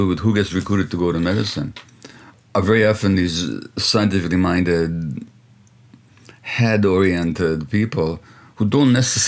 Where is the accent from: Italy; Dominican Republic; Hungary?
Hungary; now in Canada; I grew up in communist Hungary